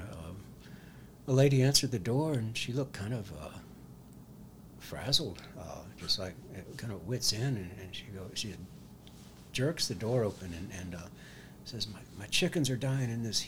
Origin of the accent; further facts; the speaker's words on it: Houston, Texas, United States; moved away as an adult; also born or lived in Utah / Mississippi; now in Montana, United States; growing up in Houston, Texas